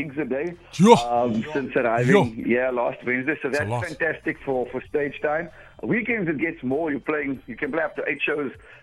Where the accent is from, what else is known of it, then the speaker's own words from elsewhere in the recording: South Africa; I'm very proud of South Africa and where I'm from